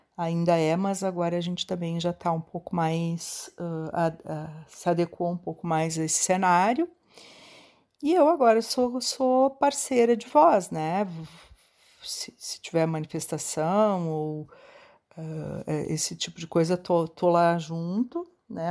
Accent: Caxias do Sul, Rio Grande do Sul, Brazil; sou de Caxias do Sul

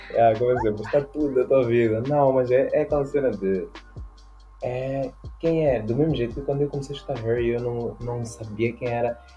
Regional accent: Mozambique; E depois de repente tu dizes, eu sou moçambicana, minha mãe é moçambicana, meu pai é português.

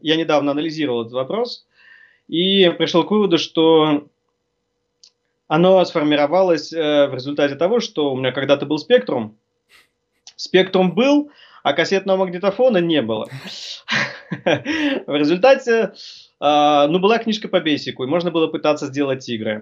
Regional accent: Norilsk, Krasnoyarsk Krai, Russia; moved away; also born or lived in Tatarstan; Родом ну. я вообще из Норильска

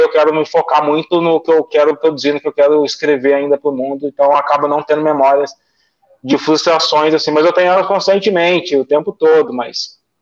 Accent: Guaratinguetá, São Paulo, Brazil; eu moro no interior, eu moro em Tiguetá, eu sou caipira, eu não pretendo sair daqui

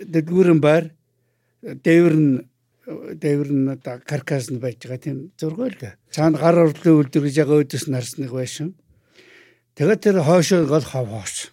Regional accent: Ulaanbaatar, Mongolia; moved away as an adult; now in United Kingdom; Би 1954 онд Улаанбаатар хот төрсөн.

